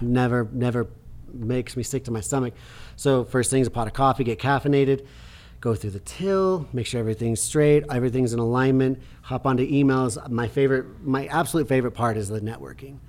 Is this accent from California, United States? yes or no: no; Preston, Idaho, United States; when they played that movie in my hometown, like, did a screening, Preston, Idaho